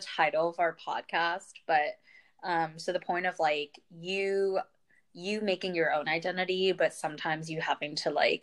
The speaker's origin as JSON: {"language": "English", "town": "Irvine", "region": "California", "country": "United States", "tie": "born or raised there", "also_born_or_lived": "New York", "moved": "as an adult", "said": "I referred to Irvine as my hometown"}